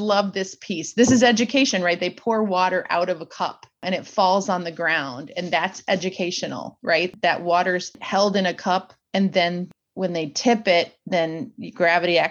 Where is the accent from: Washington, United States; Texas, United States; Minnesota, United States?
Minnesota, United States; moved away; also born or lived in Lawrence, Kansas; I was born in Minnesota, went through public school, and then moved to Lawrence, Kansas